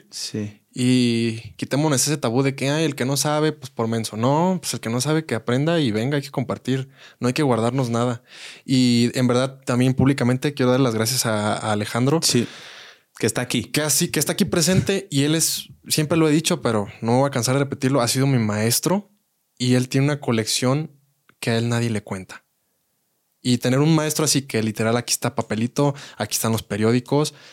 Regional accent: Querétaro, Mexico; Yo de Querétaro. Querétaro es, parte de México.

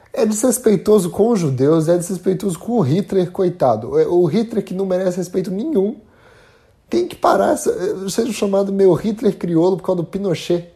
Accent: Brazil; a gente como brasileiro

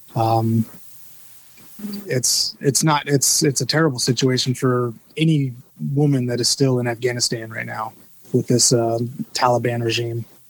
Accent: Little Bern, Georgia, United States; I'm actually from Georgia

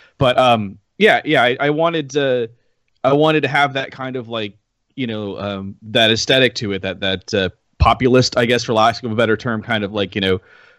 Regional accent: Los Angeles, California, United States; now in Phoenix, United States; I'm an illustrator and graphic designer and tattoo artist, formerly from Los Angeles. I now live in Phoenix.

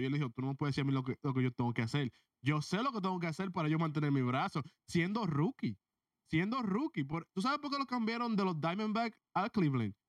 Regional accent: Dominican Republic; yo soy dominicano

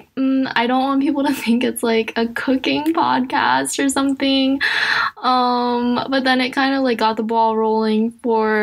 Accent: United States; I'm also Asian American. I'm adopted

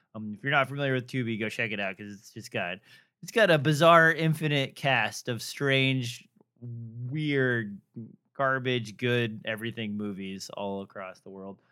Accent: Nebraska, United States; moved away; I am from Nebraska

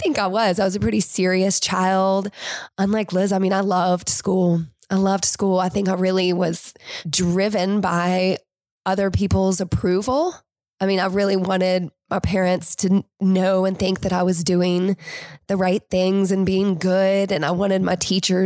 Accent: Winston-Salem, North Carolina, United States; I am from Winston-Salem.

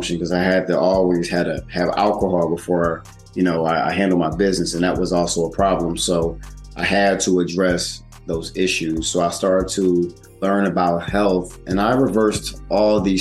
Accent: Willingboro, New Jersey, United States; I grew up in Woolenboro, New Jersey. That's where I grew up

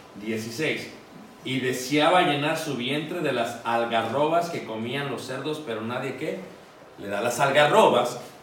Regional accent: Mexico City, Mexico; yo me crié en Ciudad de México

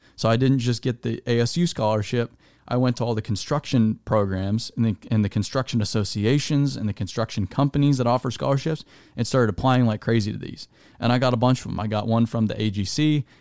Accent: Arizona, United States; I was raised in Arizona

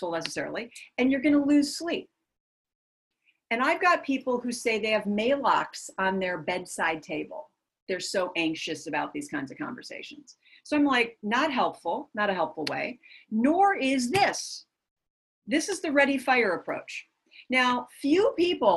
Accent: Minnesota, United States; moved away as an adult; I am from Minnesota. And in Minnesota, we are Minnesota nice.

